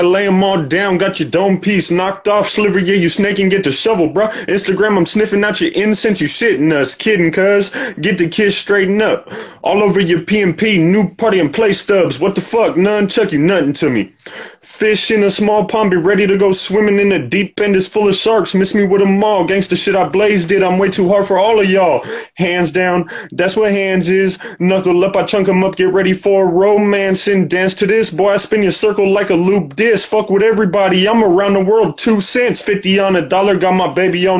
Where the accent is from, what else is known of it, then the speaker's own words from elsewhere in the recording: San Diego, California, United States; I'm from San Diego